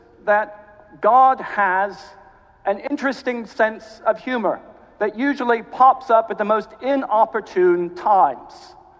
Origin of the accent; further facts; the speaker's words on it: Greenville, South Carolina, United States; accent: mid-Atlantic; now in United Kingdom; but you may detect from my accent that I'm not Welsh. I'm actually from Greenville, South Carolina. And only moved to the UK 11 years ago. My father's British, so it gives me sort of a mid-Atlantic accent.